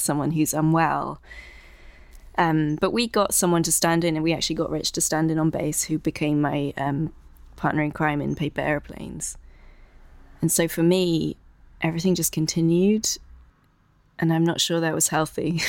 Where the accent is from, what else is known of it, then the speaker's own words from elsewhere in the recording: South West Wales, United Kingdom; moved away as an adult; now in London, United Kingdom; I'm originally from South West Wales, and now I've been based in London for fourteen years.